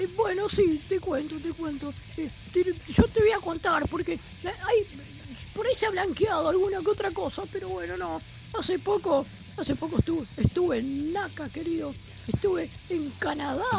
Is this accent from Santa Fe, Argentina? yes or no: yes; San Lorenzo, Santa Fe, Argentina; yo soy de San Lorenzo